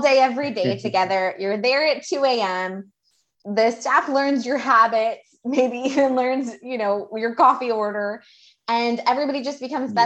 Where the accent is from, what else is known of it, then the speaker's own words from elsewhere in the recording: Houston, Texas, United States; Amanda and I grew up in Houston